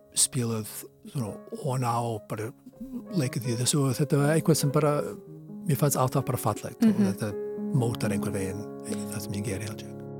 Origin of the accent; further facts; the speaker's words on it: Boston, Massachusetts, United States; Icelandic is a second language; moved away as an adult; now in Iceland; þegar ég var krakki í Ósabí í Boston, ég er af svona Ískubergi brotin